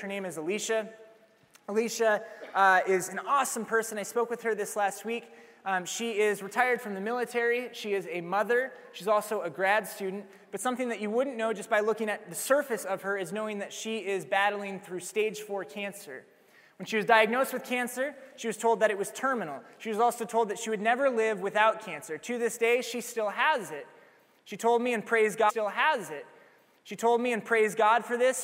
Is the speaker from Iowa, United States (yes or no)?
yes; Iowa, United States; Iowa, I replied